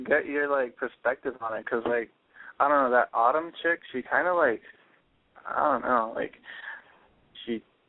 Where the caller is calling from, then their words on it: San Bernardino, California, United States; I'm calling from San Bernardino.